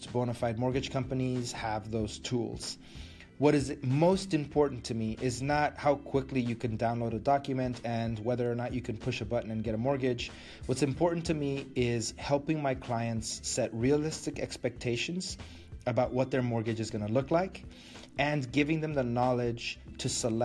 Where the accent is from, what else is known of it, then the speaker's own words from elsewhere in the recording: Matamoros, Tamaulipas, Mexico; moved away; my hometown of Matamoros